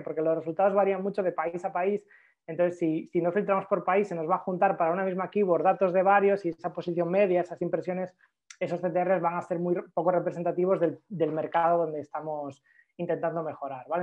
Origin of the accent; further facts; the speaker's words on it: Galicia, Spain; soy gallego